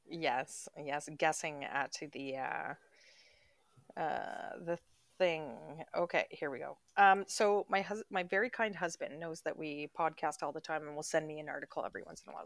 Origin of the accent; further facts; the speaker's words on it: Canada; moved away; we come from Canada